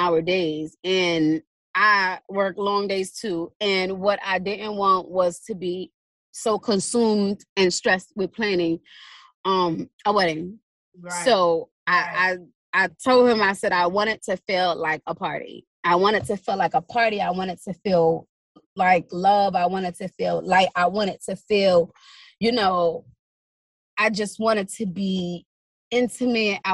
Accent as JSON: {"language": "English", "town": "New York City", "region": "New York", "country": "United States", "said": "I'm from Brooklyn"}